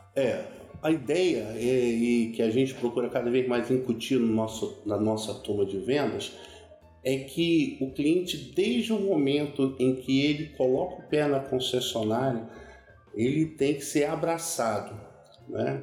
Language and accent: Portuguese; Brasília, Federal District, Brazil; also born or lived in Duque de Caxias, Rio de Janeiro; E meu pai, quando eu tinha seis anos de idade, papai foi transferido para Brasília